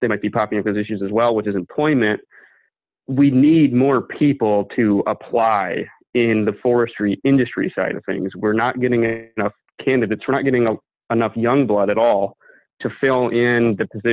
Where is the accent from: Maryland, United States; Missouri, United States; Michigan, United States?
Michigan, United States; I'm from Michigan